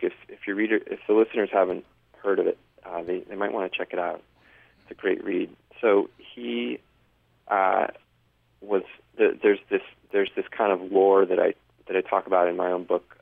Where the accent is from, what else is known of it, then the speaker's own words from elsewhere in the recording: San Diego, California, United States; moved away; also born or lived in Denver, Colorado / New York City; I grew up in San Diego, which is really you know one of the best places in the country to surf